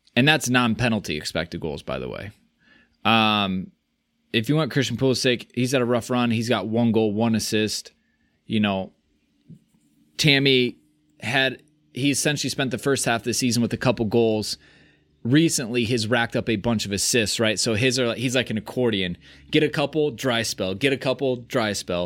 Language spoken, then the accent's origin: English; United States